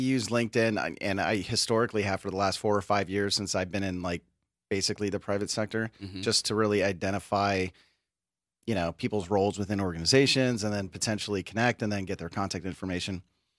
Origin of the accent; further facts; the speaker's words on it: California, United States; I'm from California. It starts with a six.